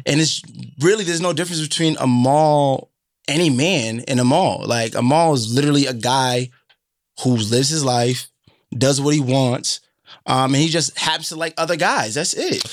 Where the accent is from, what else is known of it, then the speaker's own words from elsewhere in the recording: Boston, Massachusetts, United States; the people I grew up with in Boston